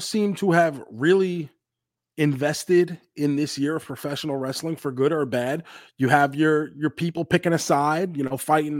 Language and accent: English; New York, United States; moved away as an adult; now in Tampa, United States; I spent what the first 29 years of my life in New York in Queens